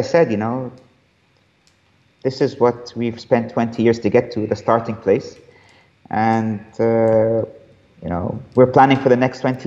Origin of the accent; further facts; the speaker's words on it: Cairo, Cairo Governorate, Egypt; this is my home country or this is my hometown